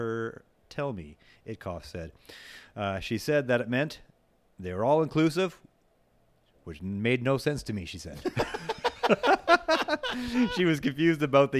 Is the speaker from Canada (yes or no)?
yes; Canada; we're Canadian